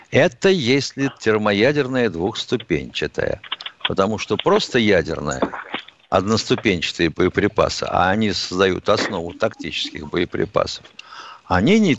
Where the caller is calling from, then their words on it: Moscow, Russia; Здравствуйте … из Москвы.